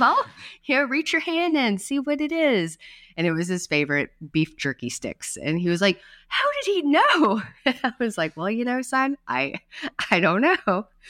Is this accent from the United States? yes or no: yes; North Carolina, United States; moved away; my hometown pilgrimage